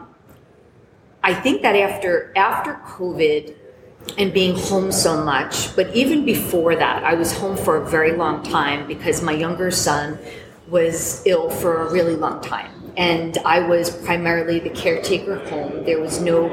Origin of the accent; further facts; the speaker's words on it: New York, United States; I'm looking to open a business in my hometown called the Drip Bar